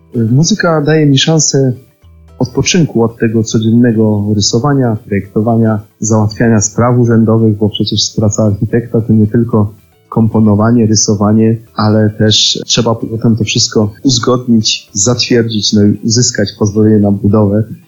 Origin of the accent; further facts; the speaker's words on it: Podhale, Lesser Poland, Poland; u nas na Podhalu